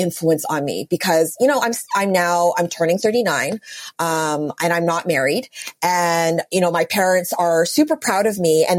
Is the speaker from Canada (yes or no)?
yes; Vancouver, British Columbia, Canada; moved away as an adult; also born or lived in New York City; born and raised in Vancouver